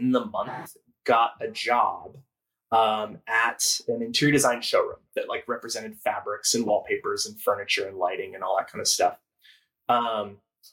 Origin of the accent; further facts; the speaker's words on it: Newport, Rhode Island, United States; moved away as an adult; I grew up in Newport, Rhode Island